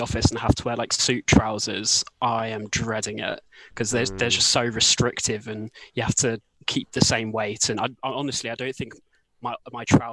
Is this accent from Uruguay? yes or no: no; Gloucestershire, South West England, United Kingdom; we're both from Gloucestershire as well